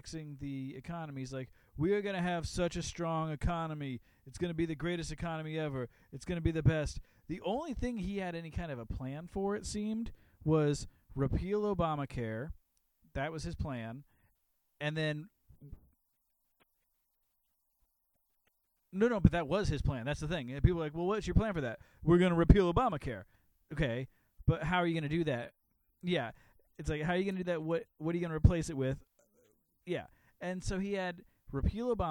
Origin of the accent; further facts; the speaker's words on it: Midwest, United States; I grew up in the Midwest